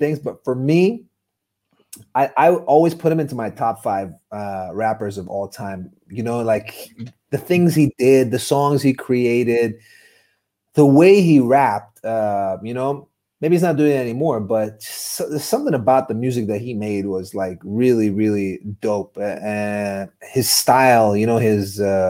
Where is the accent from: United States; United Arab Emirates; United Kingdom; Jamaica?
United Arab Emirates; Dubai; a kid born and raised in Dubai